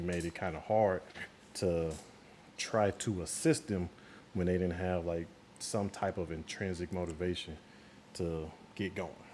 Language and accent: English; St. Louis, Missouri, United States; moved away; I'm originally from St. Louis, Missouri, um, from the Show Me State